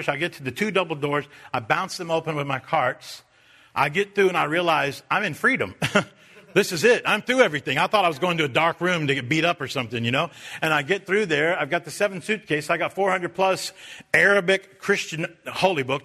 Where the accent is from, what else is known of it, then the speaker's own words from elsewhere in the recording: United States; I'm an American